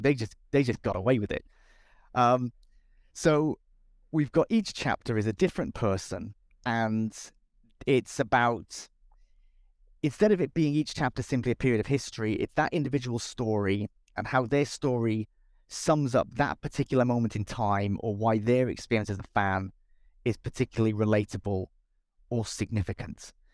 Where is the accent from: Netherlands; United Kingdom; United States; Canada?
United Kingdom; Cardiff, Wales; I'm from Cardiff